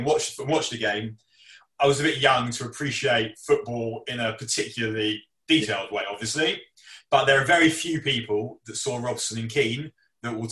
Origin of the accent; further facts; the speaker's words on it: London, United Kingdom; I was born in London, but my dad is from Cheetham Hill in Manchester